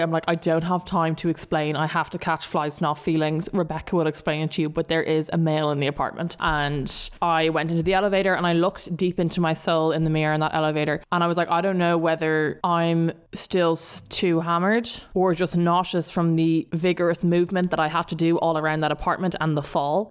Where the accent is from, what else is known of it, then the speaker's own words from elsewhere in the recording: Dublin, Leinster, Ireland; accent: South Dublin; my South Dublin accent